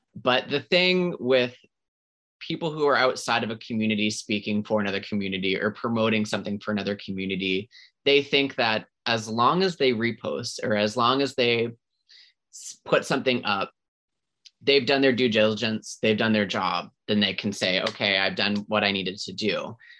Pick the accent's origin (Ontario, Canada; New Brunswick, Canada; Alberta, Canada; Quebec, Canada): New Brunswick, Canada; Centreville; now in Halifax, Canada; I grew up in a small town New Brunswick